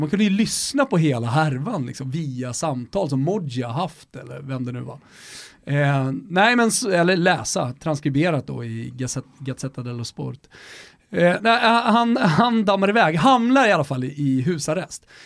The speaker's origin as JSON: {"language": "Swedish", "town": "Stockholm", "region": "Stockholm County", "country": "Sweden", "said": "vi är från Stockholm"}